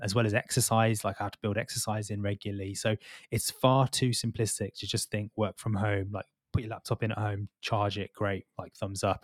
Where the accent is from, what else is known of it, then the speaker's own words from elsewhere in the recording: Birmingham, West Midlands, United Kingdom; moved away; also born or lived in London; I'm from Birmingham originally